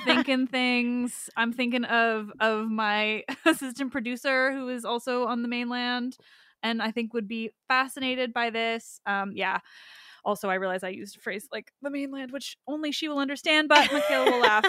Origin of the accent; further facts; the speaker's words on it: Canada; as a Canadian